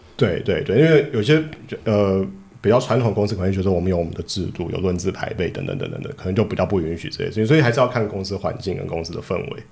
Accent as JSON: {"language": "Chinese", "country": "Taiwan", "also_born_or_lived": "Shanghai", "moved": "yes", "said": "我们台湾人去大陆发展"}